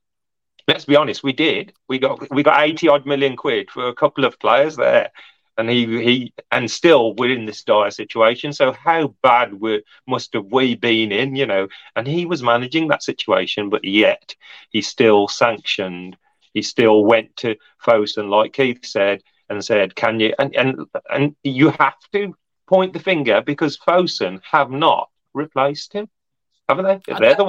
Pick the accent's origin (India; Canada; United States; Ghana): India; I'm Indian, I am. Right, so India have got billion people as well.